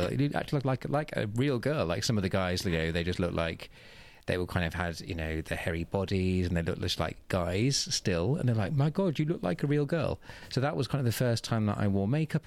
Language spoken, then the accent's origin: English; Oxfordshire, South East England, United Kingdom; moved away as an adult; also born or lived in Manchester; I'm from Oxfordshire in the southeast of England, about half an hour north of Oxford.